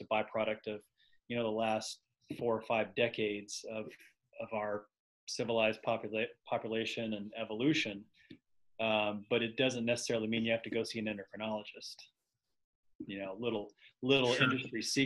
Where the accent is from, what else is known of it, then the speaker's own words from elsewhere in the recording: Knoxville, Tennessee, United States; now in Nashville, United States; I grew up in Knoxville, Tennessee, so I'm an East Tennessee guy